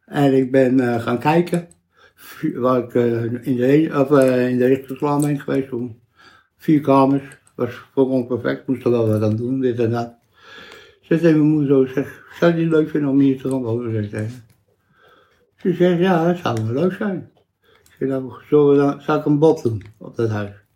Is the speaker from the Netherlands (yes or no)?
yes; Vreeswijk, Utrecht, Netherlands; also born or lived in IJsselstein; Ik ben in IJsselstein geboren. In het ziekenhuis, twee, drie dagen in het ziekenhuis geweest. En daarna ben ik naar, eerst Vreeswijk geweest